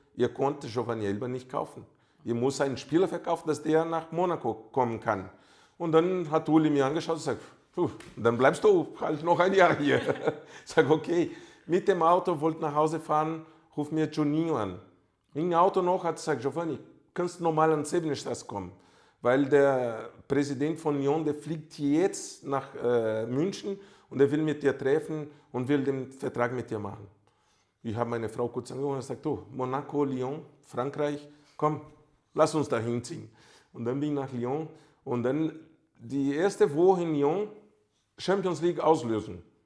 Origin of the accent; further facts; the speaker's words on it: Brazil; German is a second language; moved away as an adult; also born or lived in Germany; ich bin halt Brasilianer